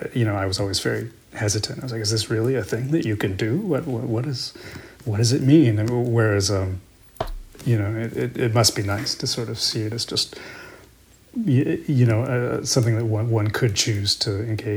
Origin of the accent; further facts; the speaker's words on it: Salinas, California, United States; now in Vermont, United States; I grew up in California, in Salinas, California.